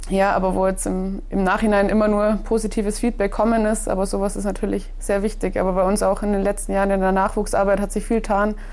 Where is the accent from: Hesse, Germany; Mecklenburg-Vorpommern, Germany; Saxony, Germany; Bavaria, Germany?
Bavaria, Germany; Berchtesgaden; also bei uns ist ja auch der Stützpunkt in Berchtesgaden, also im Heimatort, wo ich aufgewachsen bin. Also das ist perfekt für mich. Und letzte hatten wir dann auch den, den Heimweltcup in Berchtesgaden, also drei Minuten von meinem Elternhaus entfernt.